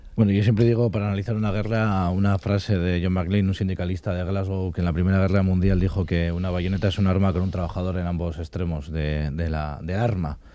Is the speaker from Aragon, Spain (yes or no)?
no; Basque Country, Spain; también somos vascos y vascas